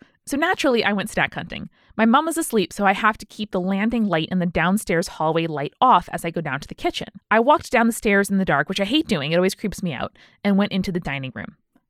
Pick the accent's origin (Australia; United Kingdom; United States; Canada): United Kingdom; Being British, I decided the best course of action was to apologize